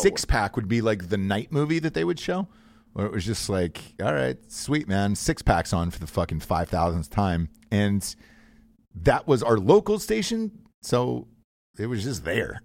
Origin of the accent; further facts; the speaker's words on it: Georgia, United States; I grew up in the South, kid in Georgia